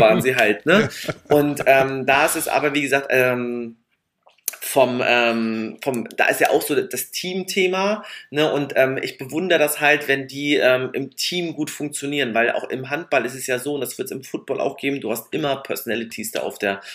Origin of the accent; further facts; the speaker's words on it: Mecklenburg-Vorpommern, Germany; wir sind halt auch Mecklenburger Trantüten